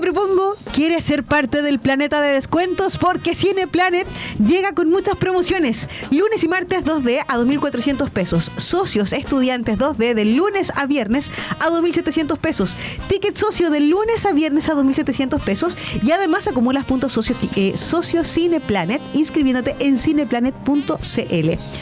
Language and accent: Spanish; Chile; somos los chilenos